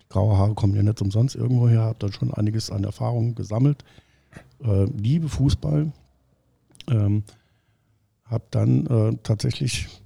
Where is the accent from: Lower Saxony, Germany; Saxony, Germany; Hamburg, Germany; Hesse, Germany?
Hamburg, Germany; now in Saarbrücken, Germany; ich als Hamburger, so, das war ich auch. Ne? Bin jetzt in Saarbrücken, mir geht es ganz gut.